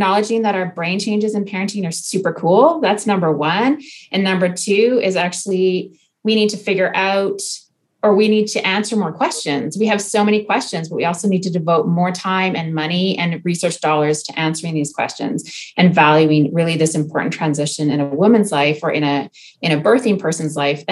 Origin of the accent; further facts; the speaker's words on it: Okanagan, British Columbia, Canada; moved away as an adult; now in France; I'm Canadian. I grew up in the Okanagan